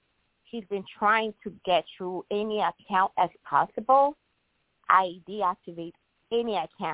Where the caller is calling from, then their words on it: Illinois, United States; I'm calling from Illinois.